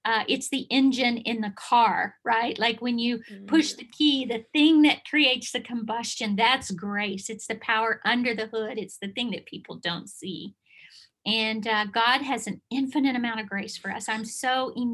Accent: Bible Belt, Southern United States, United States; I am from the Bible Belt

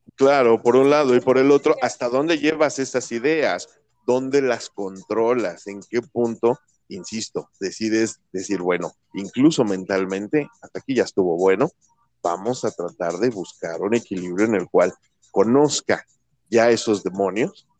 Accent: Mexico; como buen mexicano

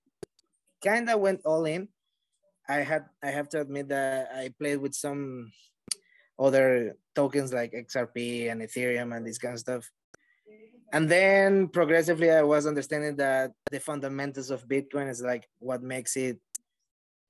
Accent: Venezuela; moved away; since I moved from Venezuela, I'm originally from Venezuela

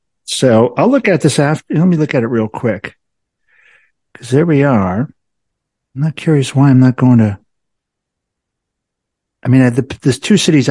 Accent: Chicago, Illinois, United States; moved away as an adult; also born or lived in Indonesia / Thailand; I grew up in Chicago, or near Chicago, a suburb

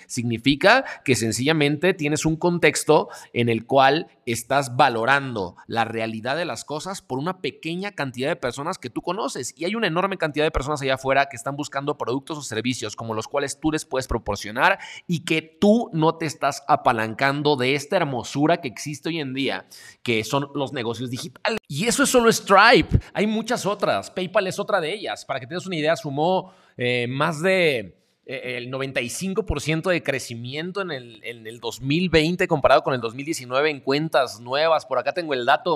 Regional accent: Mexico; yo soy de México

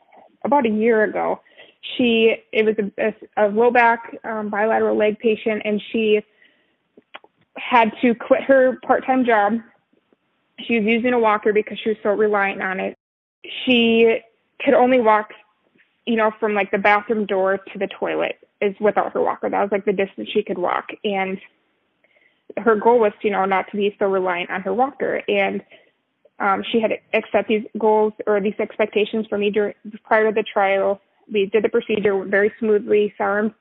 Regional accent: Minnesota, United States; moved away as an adult; also born or lived in Texas; relocate from Texas to Minnesota, which is my home state

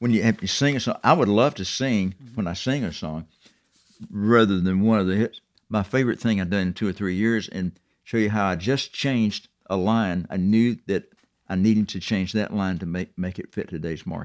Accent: the South, United States; being a Southerner

